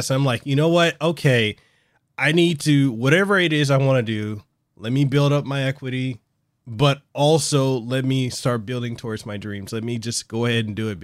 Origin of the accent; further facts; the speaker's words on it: Hawaii, United States; I'm a guy from Hawaii that literally started from nothing